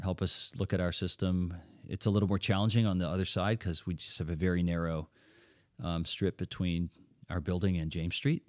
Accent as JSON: {"language": "English", "country": "Netherlands", "tie": "born or raised there", "moved": "yes", "lives_now": "Lancaster, United States", "said": "since I'm from Holland, I was born in Holland"}